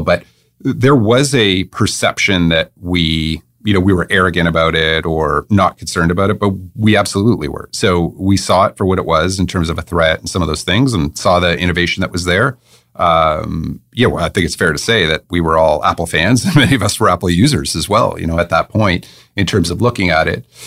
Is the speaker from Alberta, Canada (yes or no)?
no; Waterloo, Ontario, Canada; moved away as an adult; also born or lived in England; I was born in Waterloo